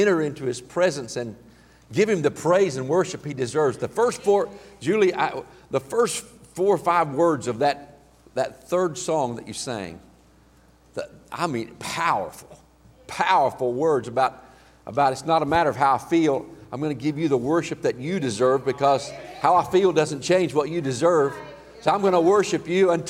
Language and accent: English; Healdton, Oklahoma, United States; also born or lived in Enid; I grew up in Healton